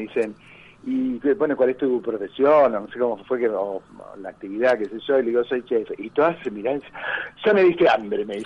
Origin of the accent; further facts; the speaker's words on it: Argentina; Yo quiero mucho mi país, a pesar de que soy argentino-italiano y podría instalarme mañana en Italia